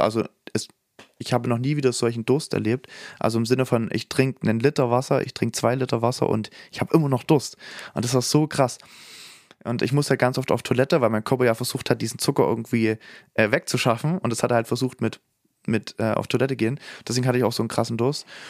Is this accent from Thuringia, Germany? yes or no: no; Saxony, Germany; da, wo ich herstamme in Sachsen